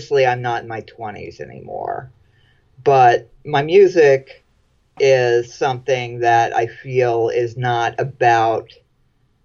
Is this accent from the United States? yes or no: yes; Florida, United States; I grew up mostly in Florida